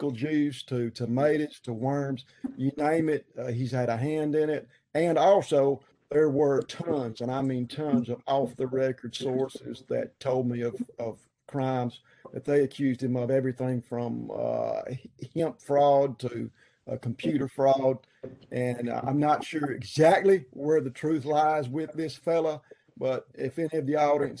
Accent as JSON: {"language": "English", "region": "Southeast Arkansas", "country": "United States", "also_born_or_lived": "Northeast Mississippi", "moved": "as an adult", "lives_now": "Mississippi, United States", "said": "I'm from Southeast Arkansas"}